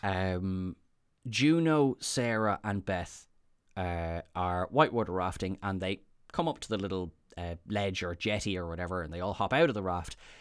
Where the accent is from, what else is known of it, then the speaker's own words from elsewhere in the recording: Ireland; I am Irish